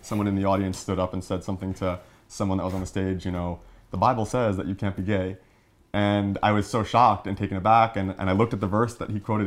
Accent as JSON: {"language": "English", "area": "Long Island", "region": "New York", "country": "United States", "said": "I'm from Long Island, New York, and I work for Nickelodeon."}